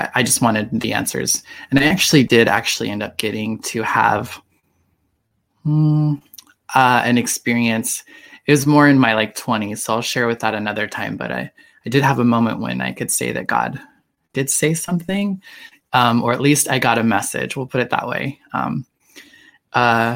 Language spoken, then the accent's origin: English; Idaho, United States; growing up in Idaho